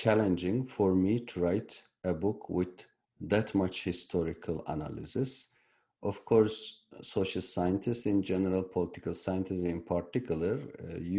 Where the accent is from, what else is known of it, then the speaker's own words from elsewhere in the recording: Turkey; moved away; I was born in Turkey